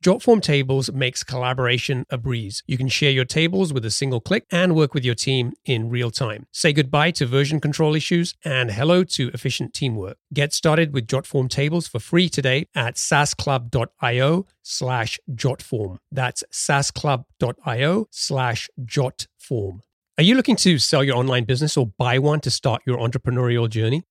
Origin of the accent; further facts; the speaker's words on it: London, United Kingdom; also born or lived in Pakistan / Denmark; I grew up in, I grew up in London